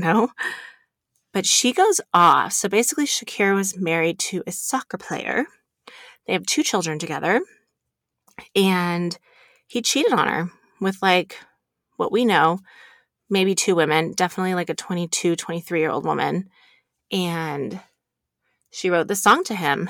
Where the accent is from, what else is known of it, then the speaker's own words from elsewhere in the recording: Reno, Nevada, United States; I, I grew up here in Reno